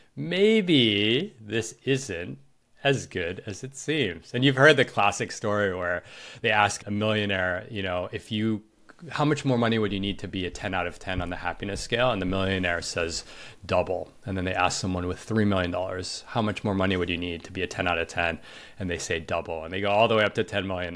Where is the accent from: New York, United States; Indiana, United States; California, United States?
New York, United States; I grew up in New York